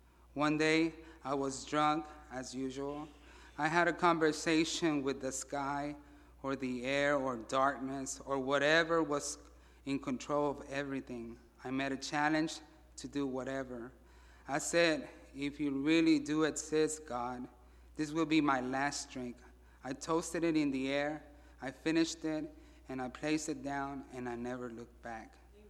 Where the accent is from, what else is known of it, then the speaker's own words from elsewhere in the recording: Mexico City, Mexico; born there; I was born in Mexico City, September 14, 1977. I am the oldest out of three siblings.